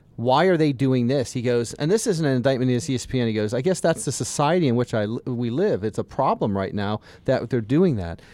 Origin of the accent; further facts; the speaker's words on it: the South, United States; I'm from the South. I, I live down there.